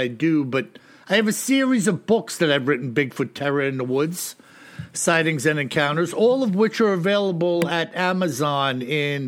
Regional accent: New York, United States; I'm a New Yorker, a Yankee

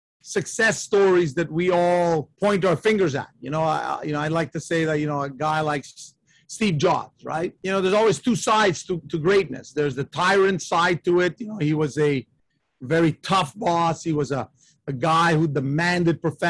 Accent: Canada; I'm the son of Italian immigrants. I was born in Canada, and I'm an only child

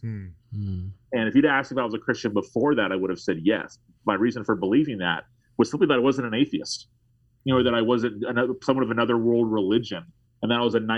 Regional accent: Tallahassee, Florida, United States; I live in Tallahassee, Florida, pastoring in my hometown

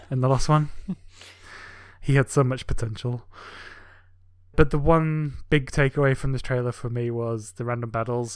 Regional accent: England, United Kingdom; moved away; my home country in England

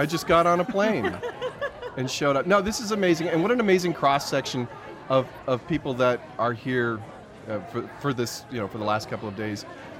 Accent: Canada; for me as a Canadian

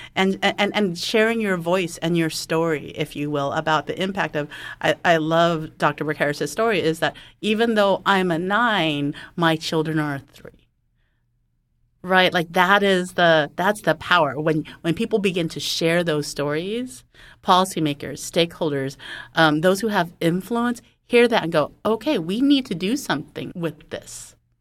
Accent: California, United States; I'm a Californian

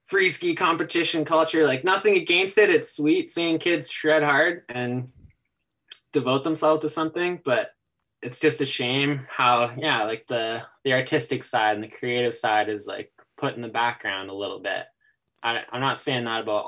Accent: Nelson, British Columbia, Canada; I was born and raised in Nelson, BC.

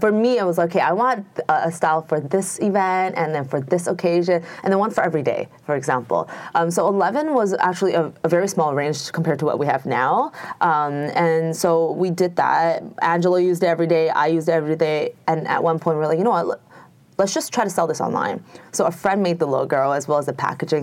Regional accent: Canada; also born or lived in Toronto, Canada; I'm Canadian, very proud Canadian.

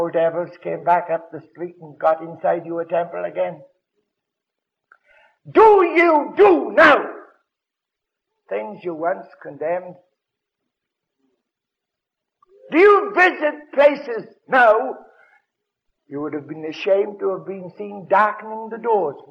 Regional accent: Wales, United Kingdom; moved away; I'm a Welshman. When I lived in Wales

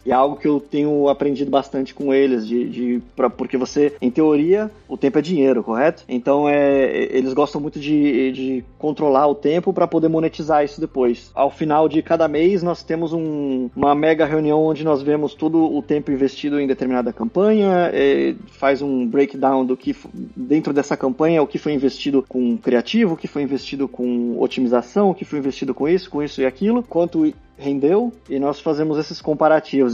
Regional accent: Santos, São Paulo, Brazil; moved away as an adult; also born or lived in Portugal / Hungary; now in Greece; Eu nasci e fui criado na cidade de Santos, em São Paulo.

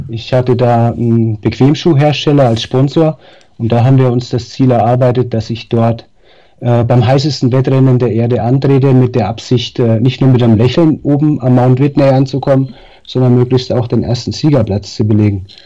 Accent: Darmstadt, Hesse, Germany; born there; accent: Franconian; now in Nuremberg, Germany; ich lebe seit 20 Jahren in Nürnberg, bin zwar gebürtiger Darmstädter, aber ja, Nürnberg

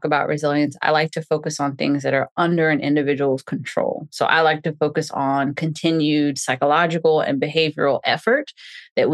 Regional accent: New Orleans, Louisiana, United States; now in Houston, United States; growing up in New Orleans

